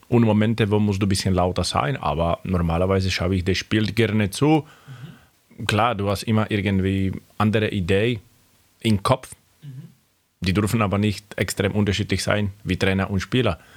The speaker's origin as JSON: {"language": "German", "country": "Slovakia", "tie": "born or raised there", "second_language": "German", "moved": "as an adult", "lives_now": "Röthenbach, Germany", "said": "Ich bin Junge, wo, wo war ich oder bin ich geboren auf dem Dorf. Das heißt auch in der Slowakei. Ich bin aufgewachsen auf dem Dorf"}